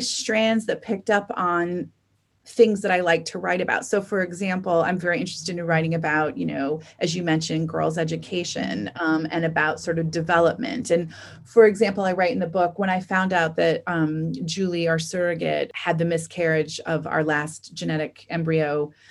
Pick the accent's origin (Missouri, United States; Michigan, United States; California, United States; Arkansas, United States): Michigan, United States; moved away; I'm from Michigan.